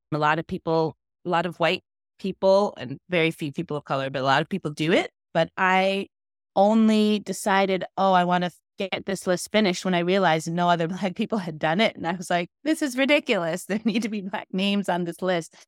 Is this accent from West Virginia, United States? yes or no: no; New York, United States; also born or lived in Florida; now in Boston, United States; I was born in Florida, grew up in New York